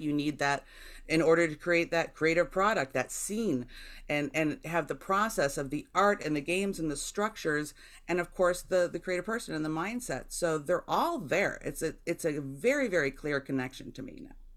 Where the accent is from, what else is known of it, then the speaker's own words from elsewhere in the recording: Jamestown, New York, United States; my hometown of Jamestown, New York